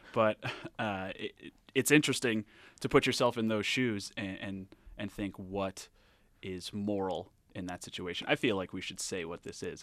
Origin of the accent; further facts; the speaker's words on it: Rhode Island, United States; moved away; I'm from Rhode Island originally